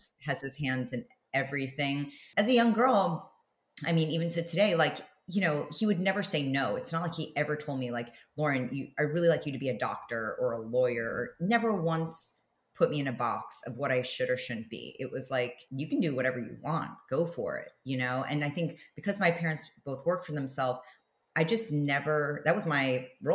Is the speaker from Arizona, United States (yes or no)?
no; New York City, New York, United States; moved away as an adult; also born or lived in Los Angeles; I grew up in New York City on the Upper West Side